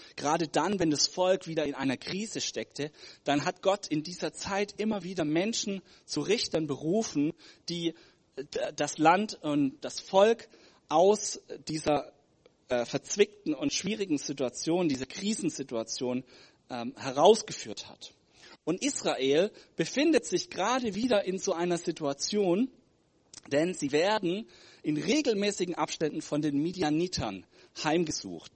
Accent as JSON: {"language": "German", "country": "Germany", "said": "ich komme aus Deutschland."}